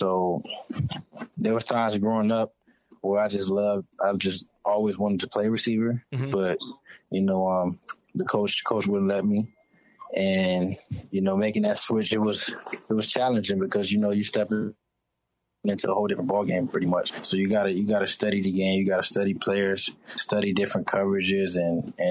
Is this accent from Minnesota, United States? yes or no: yes; Minneapolis, Minnesota, United States; I grew up in North Minneapolis